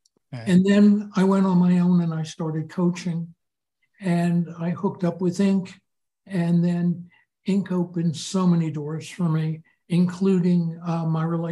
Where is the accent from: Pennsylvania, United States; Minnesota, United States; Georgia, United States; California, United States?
Pennsylvania, United States; Philadelphia; I grew up in Philadelphia